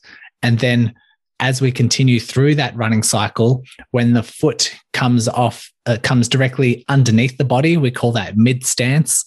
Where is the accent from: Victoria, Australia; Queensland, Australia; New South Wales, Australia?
Victoria, Australia; Melbourne; I grew up in Melbourne, Australia, born and raised, still here today